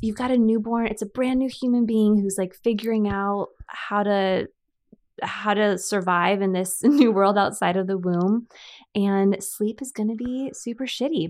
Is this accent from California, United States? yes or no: yes; San Diego, California, United States; also born or lived in Chula Vista / Bonita; San Diego, born and raised.